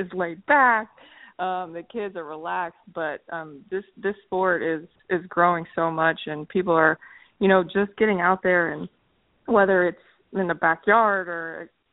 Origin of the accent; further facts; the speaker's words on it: Charleston, South Carolina, United States; I'm from Charleston, South Carolina, so sand volleyball was always there on the beach for me to grow up and play on.